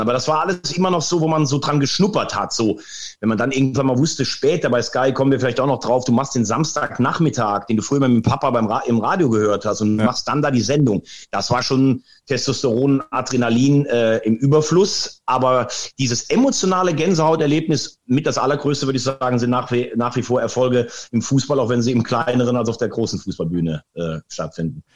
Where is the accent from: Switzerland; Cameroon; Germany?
Germany; Laacher See, between Mayen and Andernach, Rhineland-Palatinate; Grundsätzlich komme ich aus dieser Gegend. Ich bin äh, am Lacher See geboren, also zwischen Mayen und Andernach